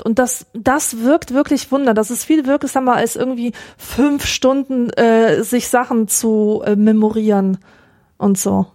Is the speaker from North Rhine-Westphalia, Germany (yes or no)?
no; Augsburg, Bavaria, Germany; ich lese vor allem die Lokalzeitung, die Augsburger Allgemeine, naja. und da erfahre ich äh, Erfreuliches aus aus meiner Heimatstadt